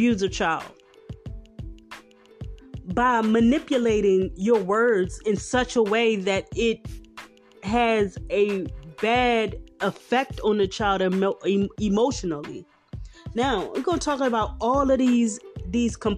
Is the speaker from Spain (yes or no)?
no; Philadelphia, Pennsylvania, United States; I am from Philly. Philly born and raised